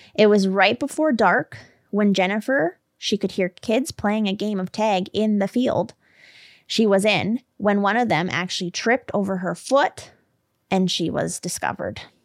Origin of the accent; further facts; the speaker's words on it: Canada; I'm Canadian